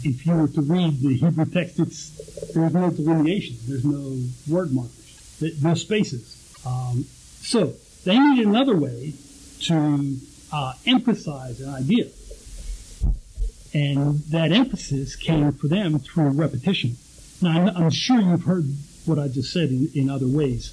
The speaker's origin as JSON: {"language": "English", "town": "Pittsburgh", "region": "Pennsylvania", "country": "United States", "tie": "born or raised there", "said": "I grew up in Pittsburgh"}